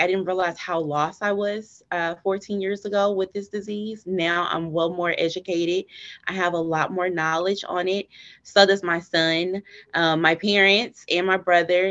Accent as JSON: {"language": "English", "town": "Dallas", "region": "Texas", "country": "United States", "tie": "born or raised there", "said": "I'm actually from Dallas, Texas, born and raised"}